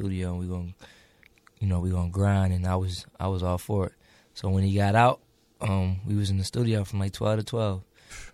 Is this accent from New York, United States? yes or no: no; Chester, Pennsylvania, United States; I'm from Chester, PA, so, you know. It's it was pretty rough out there